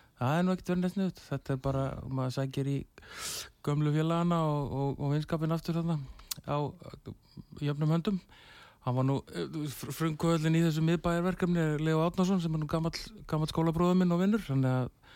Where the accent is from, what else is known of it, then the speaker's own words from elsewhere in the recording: Selfoss, Southern Region, Iceland; moved away; ég ólst upp á Salfósi